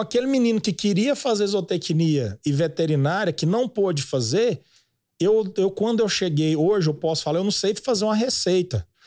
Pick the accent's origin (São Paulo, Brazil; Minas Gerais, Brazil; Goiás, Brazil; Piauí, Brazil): Goiás, Brazil; Goiânia; Eu nasci em Goiânia mesmo. Uhum. Fui um menino de cidade, mas sempre criado na, na fazenda, férias.